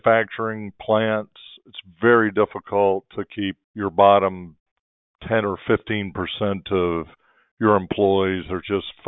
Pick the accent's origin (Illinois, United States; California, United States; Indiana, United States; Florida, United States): Florida, United States; North; moved away; also born or lived in Tampa, Florida; I grew up in North Florida